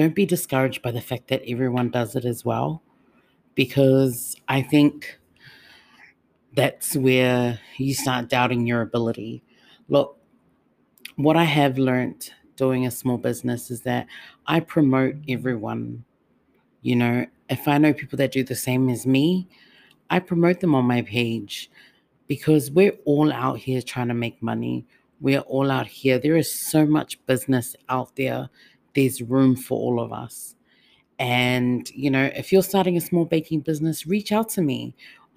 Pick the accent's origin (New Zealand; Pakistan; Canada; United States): New Zealand; Auckland; now in Melbourne, Australia; I'm not originally from Melbourne. I'm from Otara. You know, I'm from Auckland. I'm from home. Like, to me, that's my home. And I've migrated here.